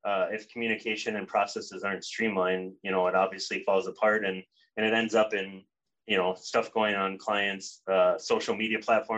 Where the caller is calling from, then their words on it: Minneapolis, Minnesota, United States; Calling in from sunny Minneapolis, Minnesota.